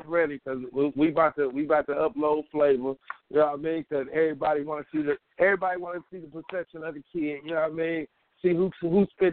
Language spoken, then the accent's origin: English; Middletown, Ohio, United States; I'm from Middletown, Ohio